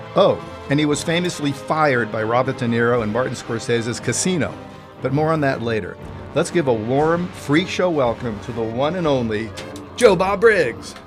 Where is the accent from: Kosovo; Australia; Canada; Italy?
Italy; moved away; I grew up in Italy